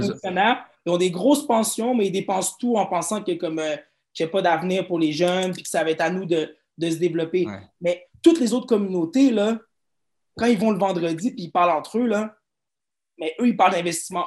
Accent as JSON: {"language": "French", "town": "Montreal", "region": "Quebec", "country": "Canada", "tie": "born or raised there", "said": "j'ai grandi à Outremont, qui se trouve sûrement dans, dans les quartiers les plus riches de Montréal."}